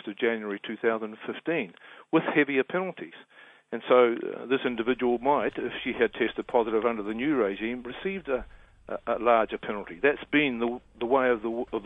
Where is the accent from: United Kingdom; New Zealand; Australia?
New Zealand; Being a New Zealander